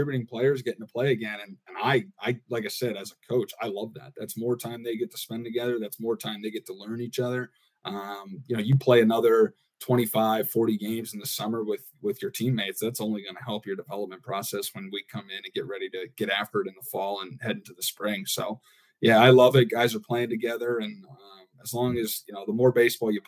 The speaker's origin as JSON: {"language": "English", "region": "Pennsylvania", "country": "United States", "tie": "born or raised there", "moved": "as an adult", "lives_now": "Minnesota, United States", "said": "where I grew up in Pennsylvania"}